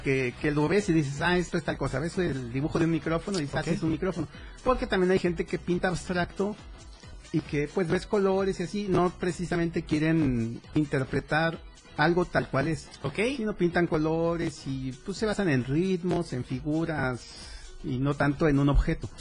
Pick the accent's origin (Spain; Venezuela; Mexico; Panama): Mexico; Mexico City; now in Tuxtla Gutiérrez, Mexico; Yo nací en la Ciudad de México, pero ya tengo como 25 años viviendo aquí